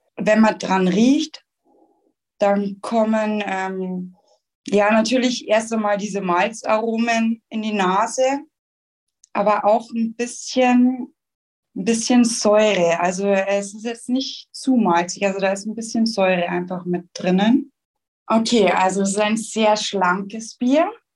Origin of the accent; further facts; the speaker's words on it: Schwandorf, Bavaria, Germany; ich komme ja aus dem Landkreis Schwandorf oder besser gesagt, ich wohne in Schwandorf